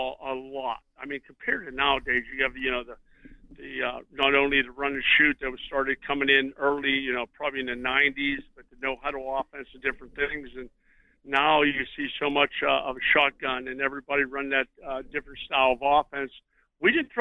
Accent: Pittsburgh, Pennsylvania, United States; moved away as an adult; growing up in Pittsburgh, I was a big Terry Bradshaw fan

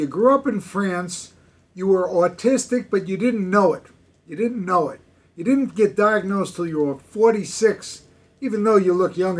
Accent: Jersey City, New Jersey, United States; moved away; I'm from Jersey City originally.

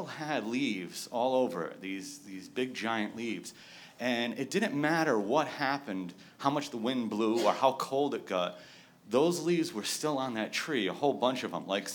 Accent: New England, United States; moved away; I'm not from California. I'm from New England.

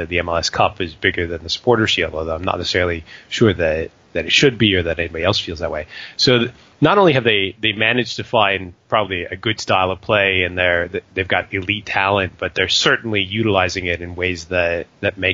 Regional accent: United States; moved away; despite being American

